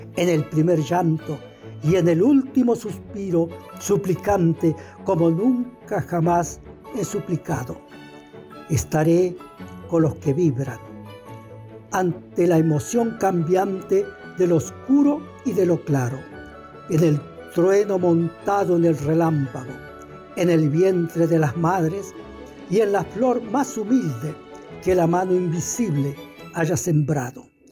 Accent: El Mistol, Santiago del Estero, Argentina; moved away; also born or lived in Buenos Aires; escritor santiagueño. Nací en el Mistol, departamento Robles

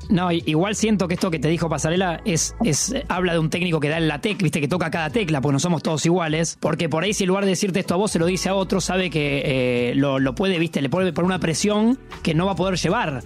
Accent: Argentina; lo orgulloso que somos los argentinos

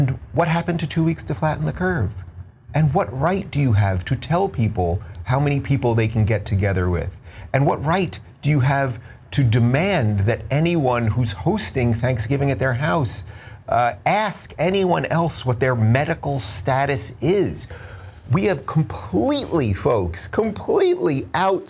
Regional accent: United States; I'm American

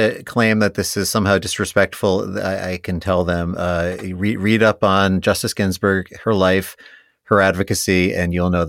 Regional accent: New York, United States; now in Ohio, United States; I'm a New Yorker originally

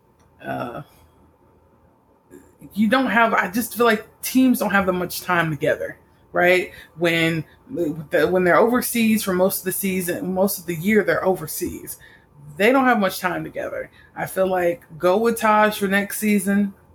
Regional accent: Austin, Texas, United States; I grew up in Austin, Texas

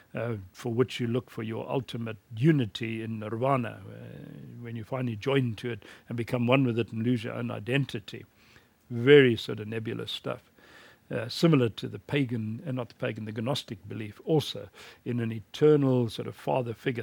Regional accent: South Africa; in my home country, South Africa

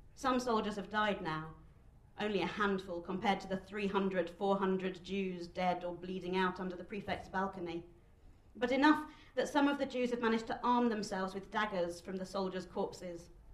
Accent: United Kingdom; as a Jewish person growing up in Britain

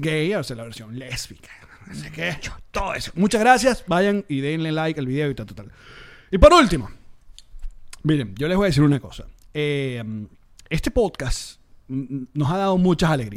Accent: Venezuela; como venezolanos

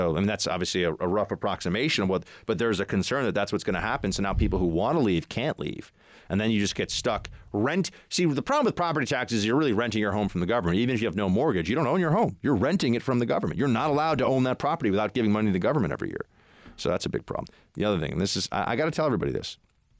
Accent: New York City, New York, United States; I'm from New York City.

